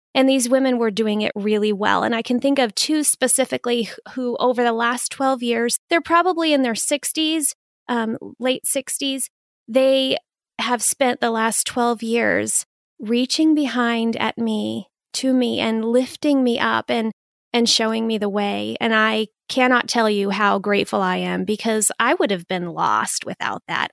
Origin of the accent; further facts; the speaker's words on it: Phoenix, Arizona, United States; moved away as an adult; also born or lived in Pensacola, Florida; now in Minnesota, United States; I'm originally from Phoenix